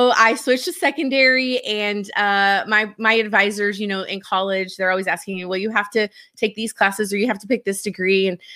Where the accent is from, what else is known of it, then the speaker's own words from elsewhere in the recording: Seminole, Texas, United States; So I grew up in Seminole, Texas. It is a town way out in West Texas on the New Mexico border.